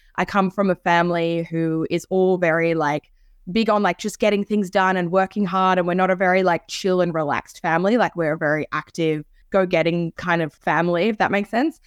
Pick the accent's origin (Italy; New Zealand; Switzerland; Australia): Switzerland; I was born in Switzerland